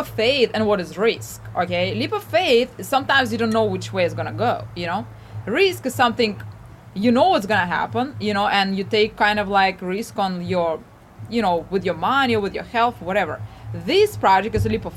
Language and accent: English; Ukraine; moved away as an adult; now in United States; I came here, I'm originally from Ukraine, and I had a leap of faith. I came here to the United States, I married my husband